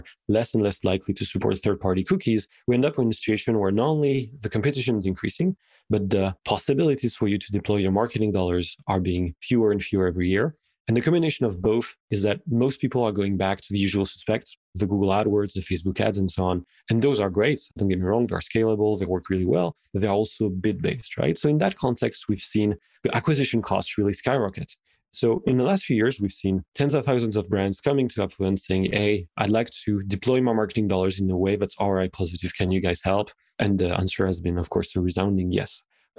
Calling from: France; I am indeed calling from France right now.

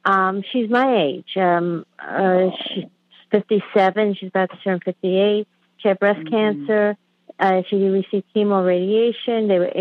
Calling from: Queens, New York, United States; I'm calling from Queens, New York, and my cousin lives in Calabria, Italy, which is South Italy.

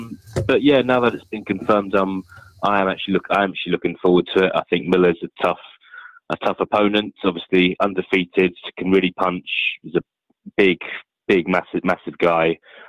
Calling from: London, United Kingdom; calling from London.

